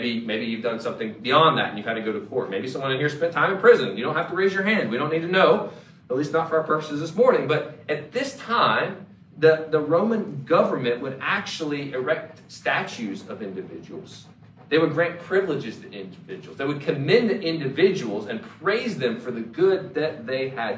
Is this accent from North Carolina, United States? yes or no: yes; Mooresville, North Carolina, United States; moved away; I grew up in Race City, USA